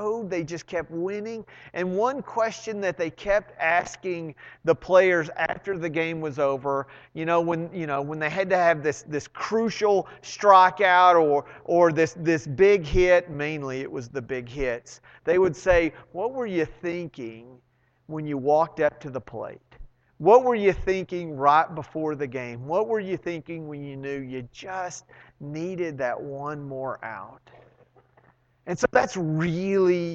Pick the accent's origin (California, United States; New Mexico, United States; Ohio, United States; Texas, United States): Texas, United States; Arlington; I grew up in Arlington